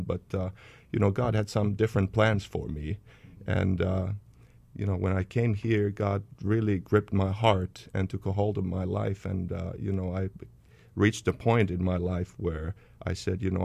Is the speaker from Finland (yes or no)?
yes; Finland; moved away as an adult; also born or lived in Indonesia; now in United States; we were born and raised in Finland and then moved to the U.S. when we were in our 20s. Then went back to Finland, and the past 4 years we lived in Indonesia